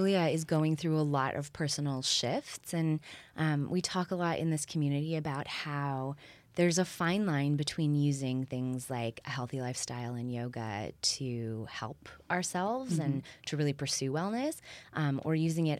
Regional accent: Waterloo, Ontario, Canada; also born or lived in Toronto / Berlin; now in Los Angeles, United States; I'm from Waterloo. I spent 15 years in Toronto and did my master's in Berlin.

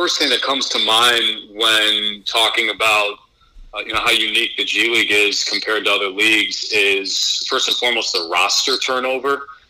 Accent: Buffalo Grove, Illinois, United States; moved away as an adult; also born or lived in Bloomington, Indiana / Bakersfield, California; now in Dallas, United States; Well, I'm from Buffalo Grove, Illinois, which is a suburb of Chicago, up north, about 40 minutes, and grew up there my entire life.

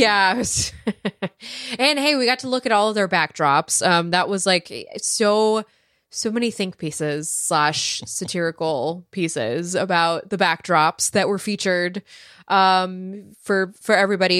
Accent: Silicon Valley, California, United States; I grew up in Silicon Valley

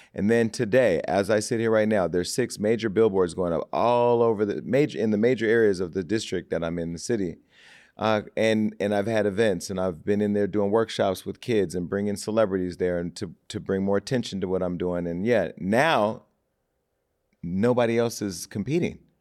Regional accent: Stockton, California, United States; also born or lived in Miami; now in Los Angeles, United States; going back to my hometown

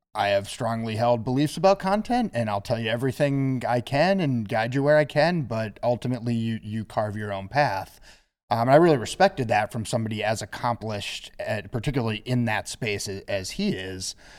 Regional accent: Minnesota, United States; moved away as an adult; also born or lived in East Coast; I'm originally from Minnesota

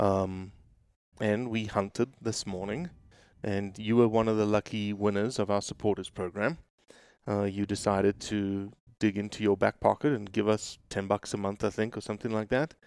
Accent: South Africa; now in Memphis, United States; the South African

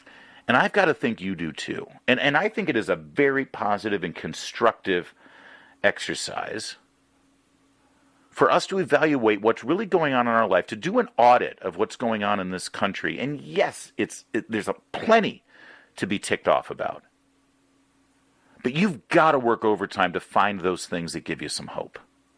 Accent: Newport Beach, California, United States; also born or lived in Michigan; now in Washington, D.C., United States; But I still call California my home state. No offense, Michigan. But Michigan's my birth state. But California's my home. And I went to high school there during the Ronald Reagan presidency. I was in Orange County, California, Newport Beach, Corona Del Mar High School

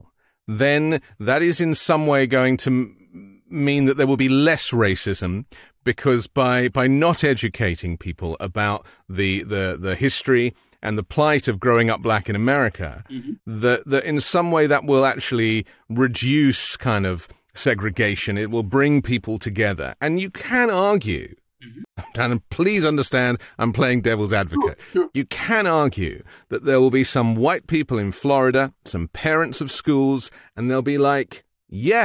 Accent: United Kingdom; moved away as an adult; now in United States; I speak as a British person, like coming from Europe and doing the news in the UK and coming to the US

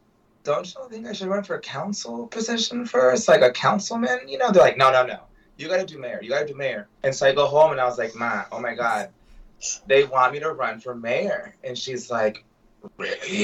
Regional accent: Del Rio, Texas, United States; moved away; I'm from Del Rio.

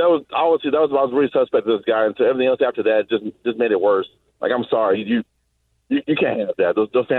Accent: Southeast Texas, United States; I'm from the South, too. I'm from Southeast Texas.

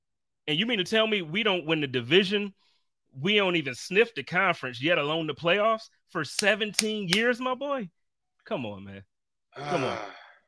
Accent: Buffalo, New York, United States; also born or lived in Indianapolis, Indiana; I grew up in Buffalo, so I'm not just like falling in love with all the major teams. We didn't have a basketball team

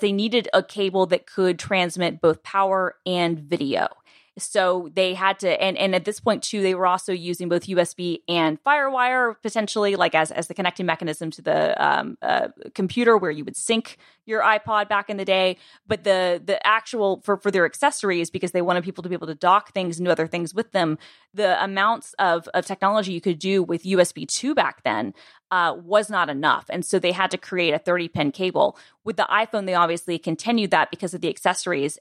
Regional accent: United States; I am a, you know, a left-leaning American, I am still an American

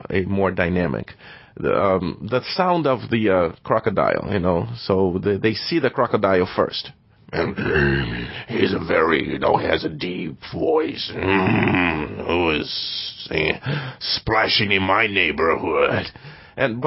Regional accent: Brazil; moved away as an adult; I was born and raised in Brazil

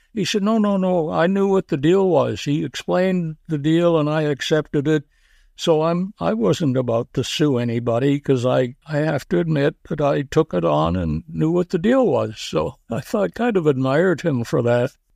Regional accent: Canada; also born or lived in Willowdale, Ontario / Schenectady, New York / Montreal; now in Stouffville, Canada; but I'm a Canadian

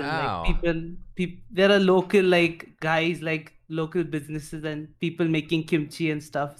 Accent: India; accent: Indian; I'm from India.

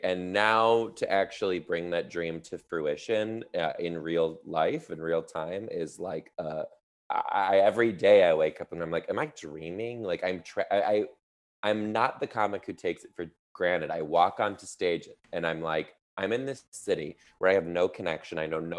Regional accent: Midwest, United States; now in Seattle, United States; I'm from the Midwest, and now I live in Seattle, the Pacific Northwest.

